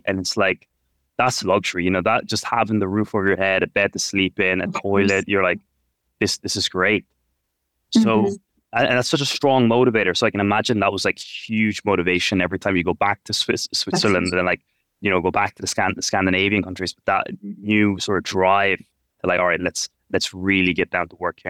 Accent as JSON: {"language": "English", "country": "Ireland", "tie": "born or raised there", "moved": "yes", "lives_now": "India", "said": "I grew up in Ireland"}